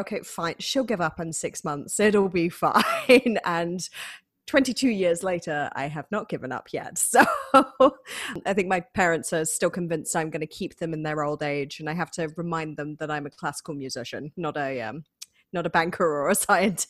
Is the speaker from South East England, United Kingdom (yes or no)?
no; Manchester, North West England, United Kingdom; accent: northern twang; moved away as an adult; now in Rochester, United States; I am originally from Manchester in the United Kingdom, but I've been living in America for nearly eight years at this point